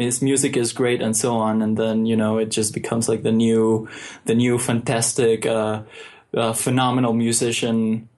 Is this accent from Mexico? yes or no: yes; Mexico; English is a second language; growing up in Mexico versus growing up in America is very mm-hmm. different.